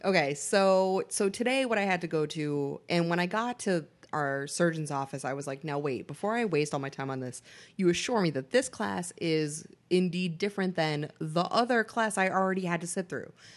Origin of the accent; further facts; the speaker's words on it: Boston, Massachusetts, United States; I am from Boston